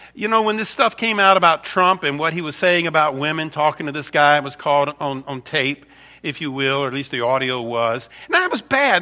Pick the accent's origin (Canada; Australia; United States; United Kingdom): United States; I'm an American